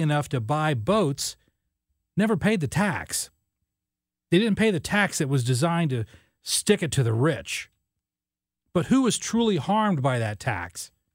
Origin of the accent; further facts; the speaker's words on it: southern Illinois, United States; I grew up in southern Illinois